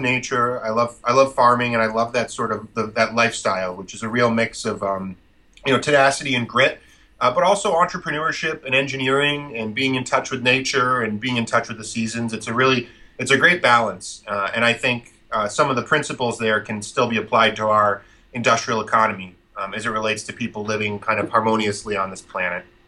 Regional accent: central Vermont, United States; I grew up farming in Vermont uh, on a very small uh, maple syrup and dairy farm and meat farm uh, in central Vermont

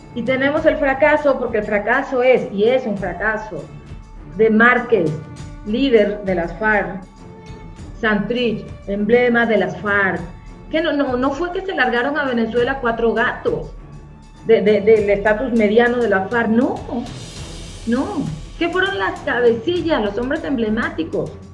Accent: Colombia; como colombiana

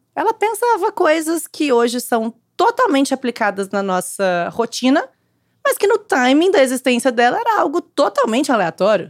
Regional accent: Uberlândia, Minas Gerais, Brazil; now in São Paulo, Brazil; eu nasci em Uberlândia, eu fui praticamente criar, vivi a vida toda lá, né, praticamente, depois mudei pra São Paulo

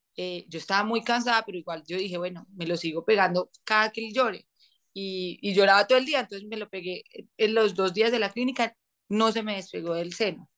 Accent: Manizales, Caldas, Colombia; nos vinimos a vivir a Manizales, de donde yo soy, de donde somos mi esposo y yo

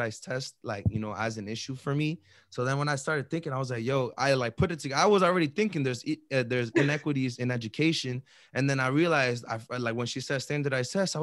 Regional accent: Chelsea, Massachusetts, United States; where we grew up in Chelsea

